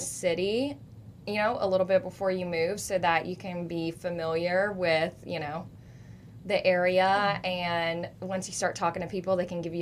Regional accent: the South, United States; moved away as an adult; now in Seattle, United States; I'm from the South

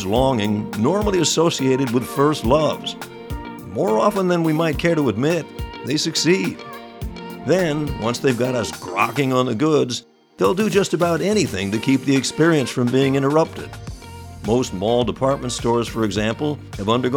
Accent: New York metropolitan area, United States; When I was growing up in the New York area

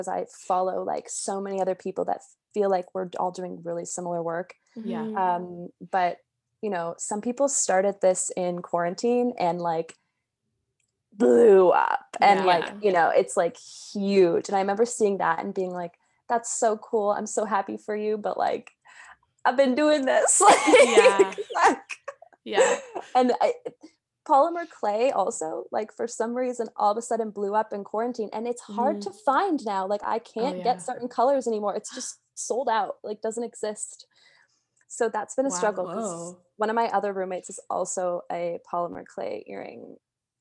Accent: Calgary, Alberta, Canada; also born or lived in Montreal, Canada; now in Vancouver, Canada; I grew up in Calgary.

